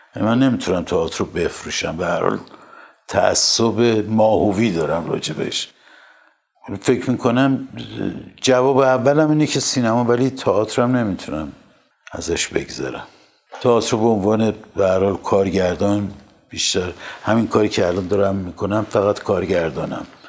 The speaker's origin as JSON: {"language": "Persian", "country": "Iran", "said": "منم به عنوان یک ایرانی"}